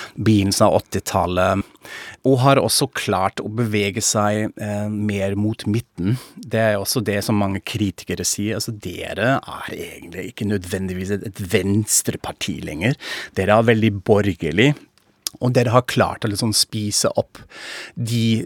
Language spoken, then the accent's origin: Norwegian; Frankfurt am Main, Hesse, Germany; Norwegian is a second language; now in Norway; jeg er tysk, fra Frankfurt am Main